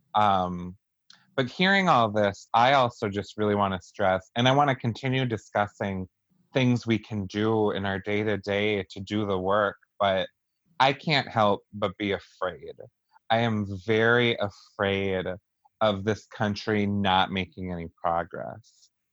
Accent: Wisconsin, United States; we're all from Wisconsin

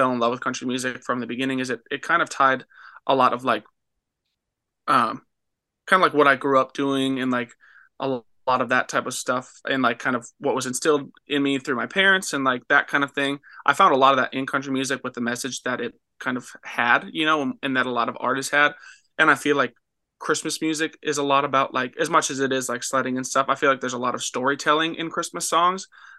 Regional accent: Minnesota, United States; And then we always try to play like the church that I grew up in Minnesota. They really enjoy like when we come home and play at church.

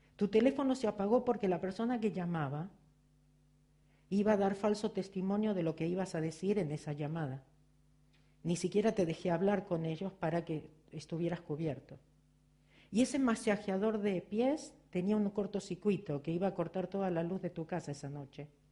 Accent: Argentina; accent: Argentine; moved away as an adult; now in Los Angeles, United States; se dieron cuenta por mi acento que soy argentina.

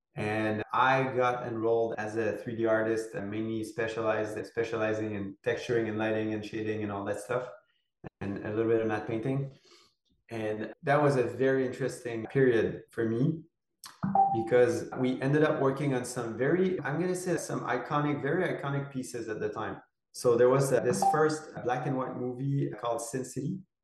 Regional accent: Quebec, Canada; moved away as an adult; I'm from Quebec and I live in Quebec at the moment. I've been back in Quebec since eight or nine years now

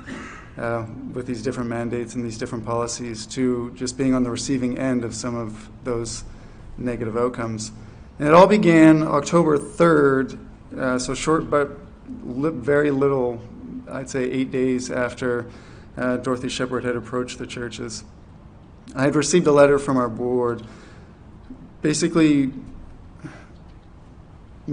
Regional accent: New Brunswick, Canada; moved away as an adult; also born or lived in Fredericton, New Brunswick; now in Charlottetown, Canada; I'm from New Brunswick, and for 11 years I did ministry in New Brunswick, Fredericton

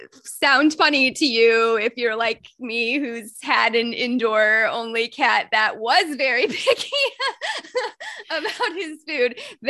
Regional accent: Indiana, United States; And again, you know, I'm from Indiana is where I grew up.

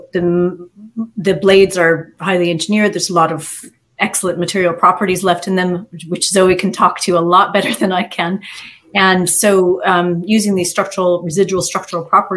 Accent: Alaska, United States; moved away as an adult; now in Ireland; I'm from Alaska originally.

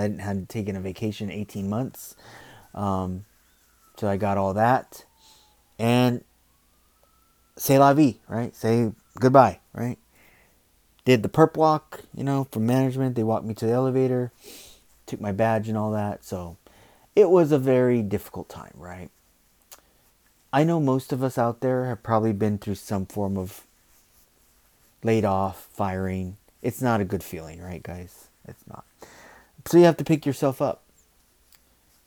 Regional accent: United States; I'm American, born and raised here

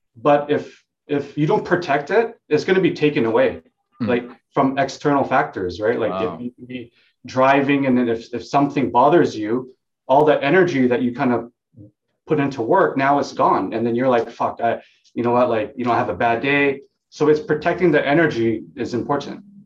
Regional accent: Hong Kong; also born or lived in Vietnam; now in Vancouver, Canada; So I was born in Hong Kong.

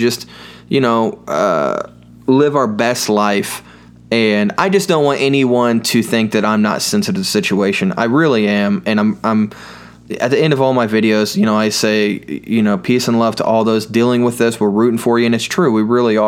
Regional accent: United States; I grew up in Owen County, where there's only an I in corn

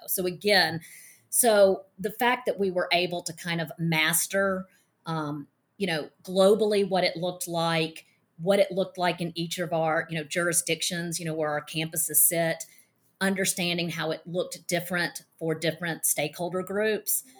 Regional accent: Mississippi, United States; I'm from Mississippi and I'm a former attorney

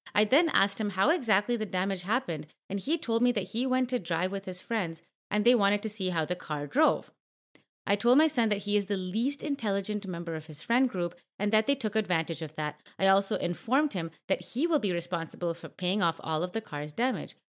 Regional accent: Canada; I grew up in Canada

